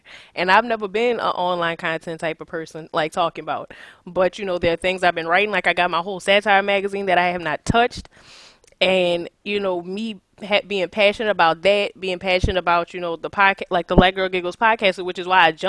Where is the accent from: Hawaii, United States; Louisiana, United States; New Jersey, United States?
Louisiana, United States; New Orleans; I'm from New Orleans